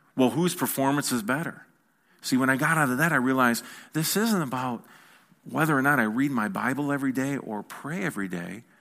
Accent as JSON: {"language": "English", "country": "United States", "said": "I'm an American"}